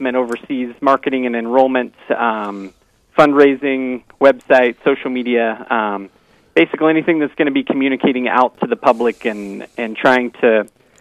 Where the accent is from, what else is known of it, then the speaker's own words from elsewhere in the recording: Missouri, United States; moved away as an adult; now in Rochester, United States; Born and raised in Missouri